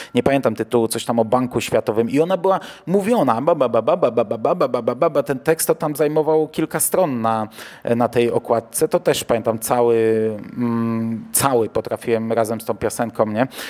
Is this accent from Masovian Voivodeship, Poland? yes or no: no; Toruń Voivodeship, Kuyavian-Pomeranian Voivodeship, Poland; now in Bydgoszcz, Poland; wychowałem się w e, województwie, które było toruńskie, a nie kujawsko-pomorskie